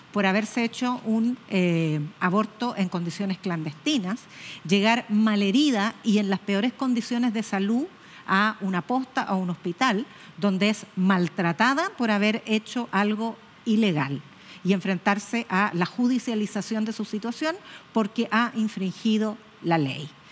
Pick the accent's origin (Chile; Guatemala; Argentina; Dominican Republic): Chile; las chilenas que somos las chilenas